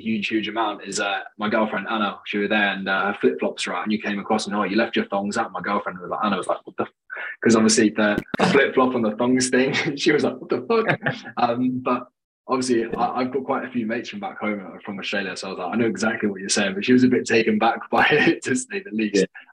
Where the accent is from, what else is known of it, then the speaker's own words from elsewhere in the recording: Jersey; I'm from Jersey, which is a small island off of it.